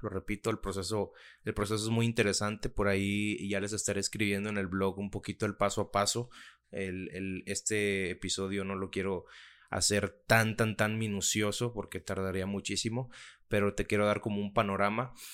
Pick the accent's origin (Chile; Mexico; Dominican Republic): Mexico; soy mexicano